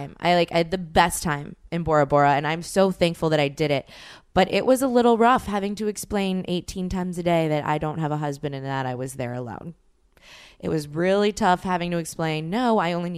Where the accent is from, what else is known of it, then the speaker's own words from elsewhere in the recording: New Orleans, Louisiana, United States; I'm from New Orleans